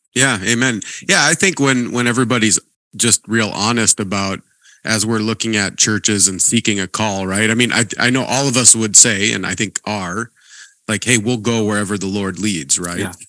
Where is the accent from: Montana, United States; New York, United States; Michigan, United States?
Montana, United States; moved away; also born or lived in Princeton, Minnesota; I grew up in Montana